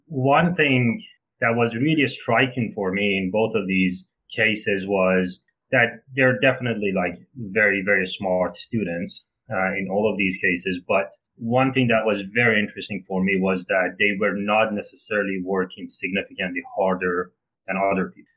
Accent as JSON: {"language": "English", "area": "near Shiraz", "region": "Fars", "country": "Iran", "tie": "born or raised there", "moved": "yes", "said": "I am actually from south of Iran, near a city called Shiraz, which is very similar to the famous wine. So I grew up in a relatively small town, maybe about 100,000"}